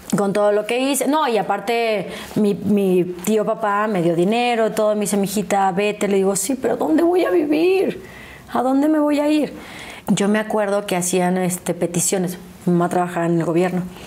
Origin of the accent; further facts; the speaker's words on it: El Pueblito, Querétaro, Mexico; yo crecí en Querétaro